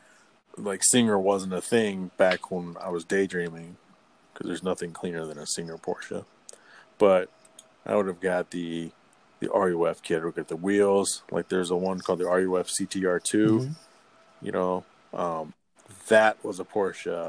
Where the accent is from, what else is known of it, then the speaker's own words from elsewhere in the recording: Texas, United States; moved away as an adult; now in Michigan, United States; I was raised in Texas